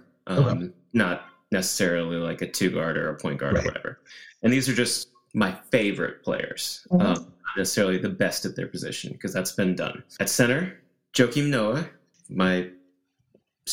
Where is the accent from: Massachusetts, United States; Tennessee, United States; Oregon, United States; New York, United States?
Tennessee, United States; moved away as an adult; now in Chicago, United States; my majority white Tennessee suburb growing up